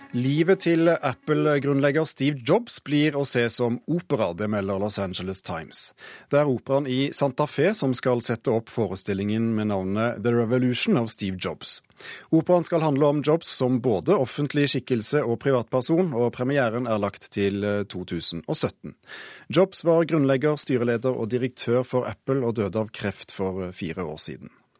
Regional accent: Ålgård, Rogaland, Norway; moved away; jeg er fra Ålgård nær Stavanger.

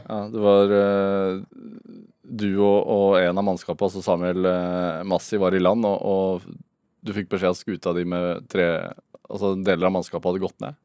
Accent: Sarpsborg, Østfold, Norway; accent: Sarpsborg dialect; Jeg er fra Sarpsborg. Serpedialekten skinner gjennom noen gang

